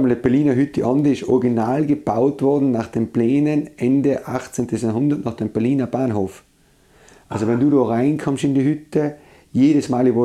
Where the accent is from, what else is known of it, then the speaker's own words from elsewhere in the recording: Eisenstadt, Burgenland, Austria; born there; Ich bin eigentlich im Burgenland geboren. Ah. Ich bin in Eisenstadt geboren. Das ist eigentlich das Flech, die flächste Gegend überhaupt in ganz Österreich.